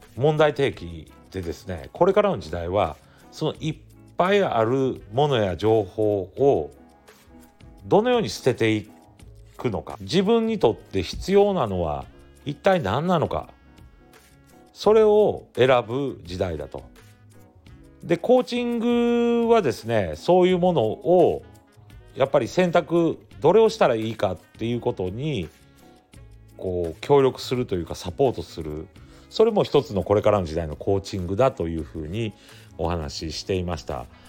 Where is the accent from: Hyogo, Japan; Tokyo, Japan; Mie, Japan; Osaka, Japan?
Mie, Japan; Ise; 日本に戻って私たちの地元伊勢市なんですけれども地元に戻って